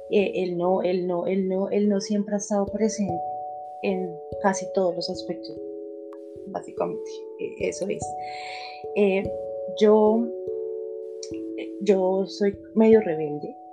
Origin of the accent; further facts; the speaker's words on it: Bogotá, Colombia; also born or lived in Chía; yo soy colombiana, soy de Bogotá. Nací en un lugar cerquita a Bogotá que se llama Chía.